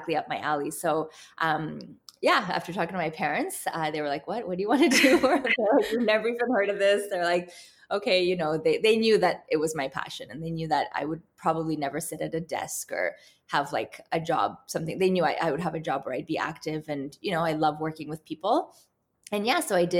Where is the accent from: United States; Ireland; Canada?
Canada; Toronto, Ontario; I'm actually born and raised in Canada, in Toronto.